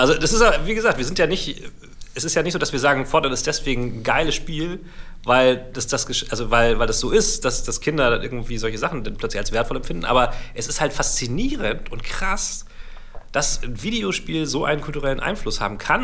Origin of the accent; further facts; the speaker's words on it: Germany; bei uns in Deutschland